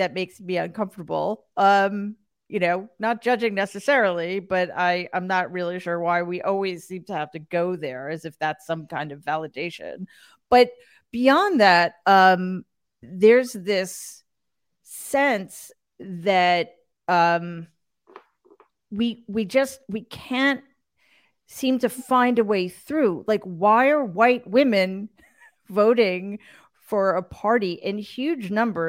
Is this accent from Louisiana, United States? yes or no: no; New York, United States; As a New Yorker in particular and a Northeasterner in general